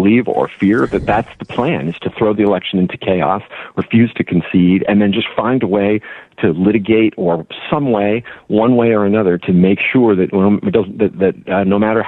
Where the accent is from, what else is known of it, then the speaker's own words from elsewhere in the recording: California, United States; my home state of California